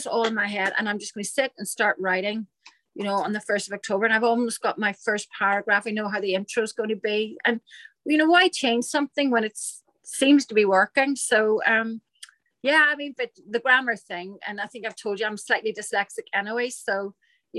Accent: Ireland; it's definitely an Irish thing

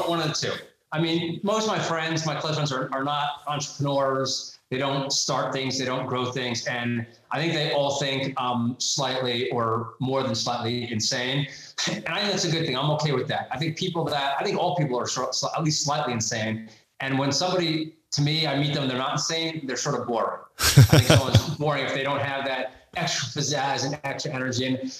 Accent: New York, United States; accent: Long Island; So I was born in Brooklyn, New York. I grew up in Long Island. I have a little bit of the accent left.

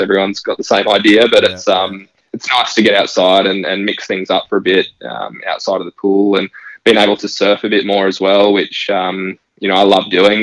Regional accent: Gold Coast, Queensland, Australia; growing up on the Gold Coast, it's such a big part of um, life here is surrounded by water

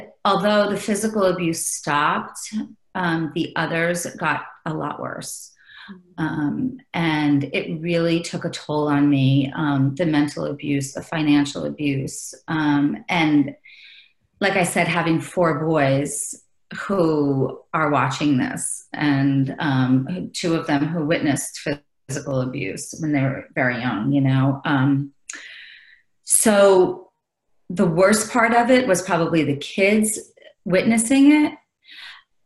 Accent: New York, United States; I'm from New York

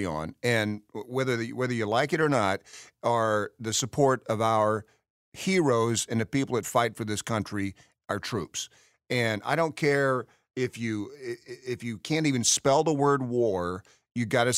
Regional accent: Knoxville, Tennessee, United States; I'm originally from Knoxville

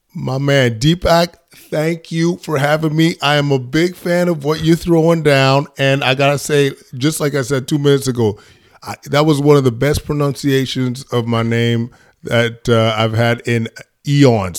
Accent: Edmonton, Alberta, Canada; I was born in Edmonton, Alberta. Um, my parents are from Ghana, uh, and I was, uh, one of four kids growing up, uh, in Edmonton

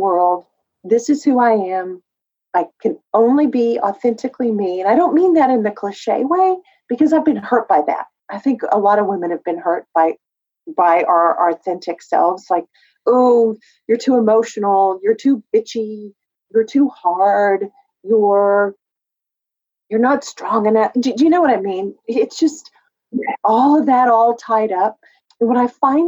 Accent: West Texas, United States; growing up in West Texas

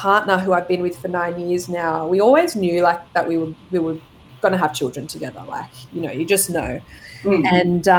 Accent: Gold Coast, Queensland, Australia; also born or lived in Sydney; now in Lennox Head, Australia; I moved to Sydney for about 10 years before coming back this way, originally living on the Gold Coast, so it's nice to be back. Yeah, back closer to home.

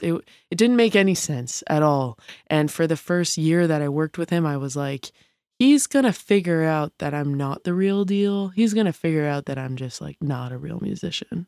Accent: Montreal, Quebec, Canada; moved away; I grew up playing music from a young age. I'm from Montreal

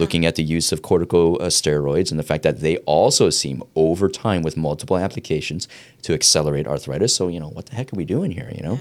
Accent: East Coast, United States; I grew up on the East Coast

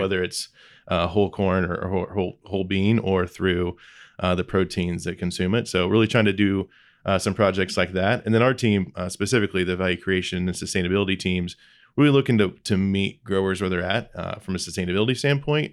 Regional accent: Lebanon, Indiana, United States; I grew up in Lebanon, Indiana, just northwest of Indianapolis. It's home. It's always been home.

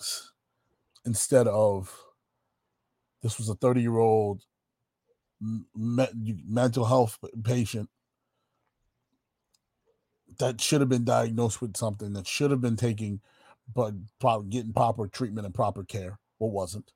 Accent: New York City, New York, United States; we growing up in New York City, taking the subway every day

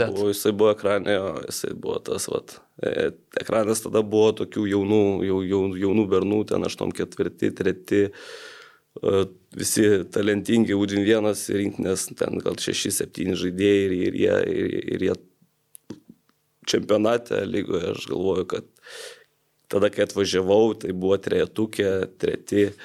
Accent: Jonava, Kaunas County, Lithuania; aš irgi iš Jonavos

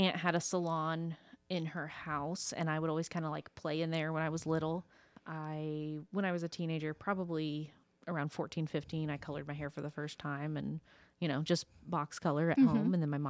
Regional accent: Winchester, Indiana, United States; moved away as an adult; also born or lived in Ridgeville, Indiana; now in Muncie, United States; I grew up like in Ridgeville and Winchester.

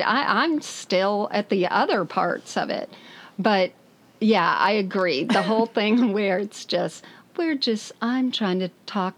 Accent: United States; accent: American; also born or lived in Australia; my American accent

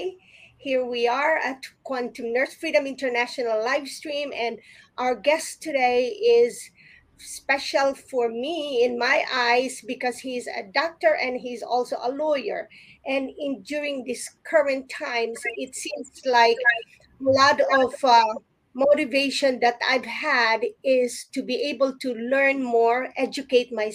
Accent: Philippines; growing up in the Philippines, I grew up with a lot of lawyer friends

